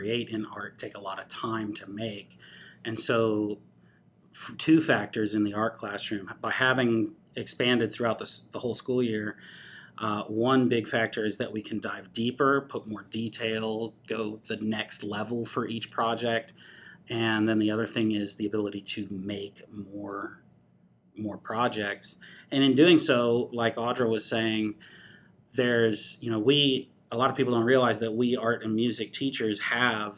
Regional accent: Madison, Alabama, United States; I grew up in Madison. I am a Bob Jones graduate, 2002.

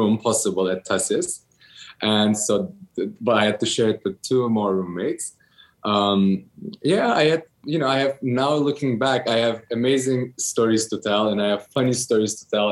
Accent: Switzerland; moved away; also born or lived in Istanbul, Turkey / New York, United States; I'm from Turkey. I was born in Istanbul. I was raised in Switzerland

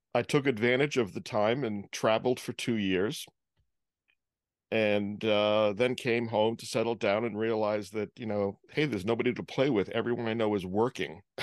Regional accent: Providence, Rhode Island, United States; also born or lived in Holden, Massachusetts; my family moved back to Rhode Island when I was about two weeks old

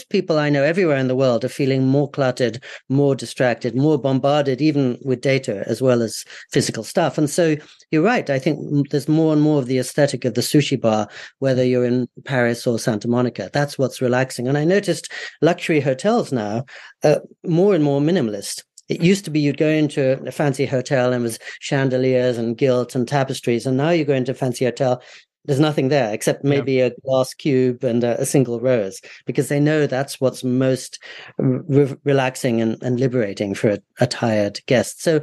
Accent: United Kingdom; also born or lived in United States; now in Japan; I did come over here because I thought it would be an antidote to what I grew up with in Britain and the US.

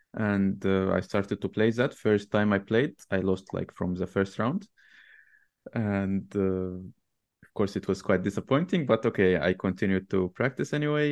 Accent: Tanta, Gharbia, Egypt; so in Egypt, I'm, I'm not from Cairo originally. I'm from a city called Tanta, which is, uh, between Cairo and Alexandria.

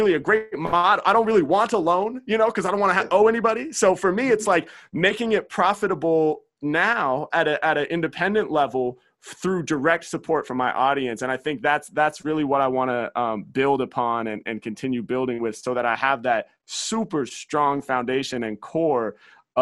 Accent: Portland, Oregon, United States; Portland, my hometown

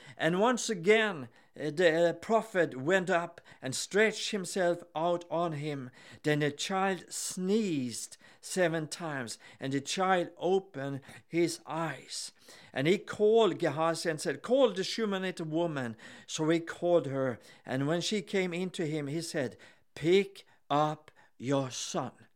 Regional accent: Gothenburg, Västra Götaland, Sweden; I'm here with my wife, Helen, and we are from Gothenburg in Sweden

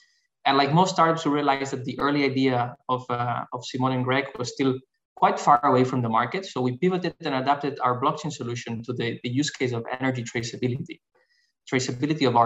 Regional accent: Barcelona, Catalonia, Spain; I'm originally from Barcelona, Spain

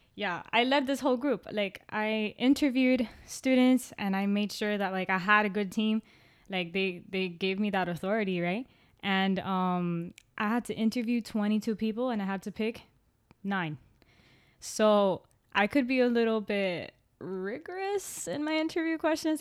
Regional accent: Miami, Florida, United States; We grew up in the city, city

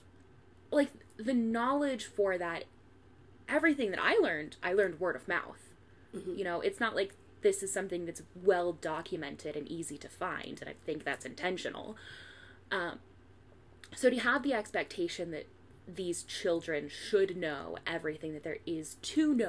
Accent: Midwest, United States; now in Utah, United States; you and I are white girls from the Midwest

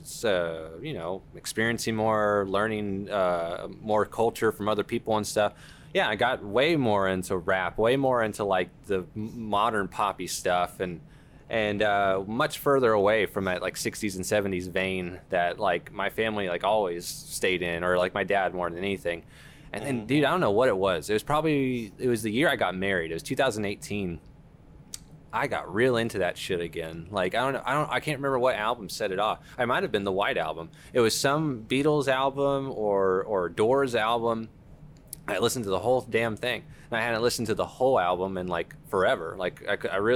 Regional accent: Duncanville, Texas, United States; growing up in Dunganville

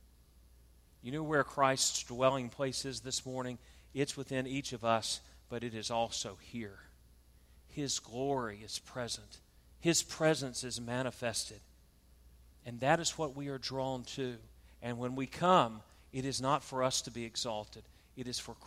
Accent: South Georgia, United States; I'm from South Georgia, we call it a pulpit

